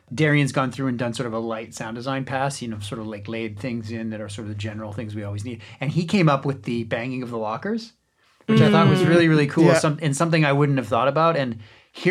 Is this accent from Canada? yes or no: yes; Canada; growing up in Canada